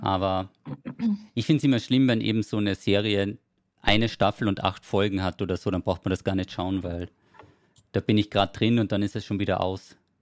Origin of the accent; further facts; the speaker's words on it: Carinthia, Austria; moved away; Und ich komme ja ursprünglich aus Kärnten